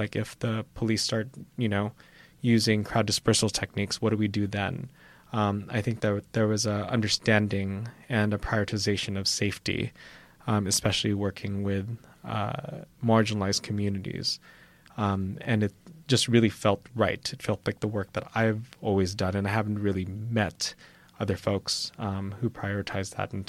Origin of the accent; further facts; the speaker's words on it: Philippines; And as a Filipino, I'm always taught that you always bring something whenever you're invited somewhere.